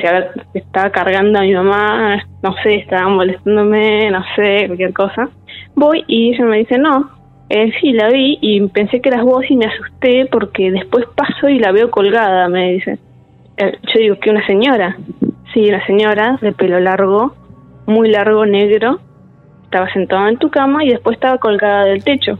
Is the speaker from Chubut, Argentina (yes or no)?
yes; Trelew, Chubut, Argentina; nacida y criada en Trelew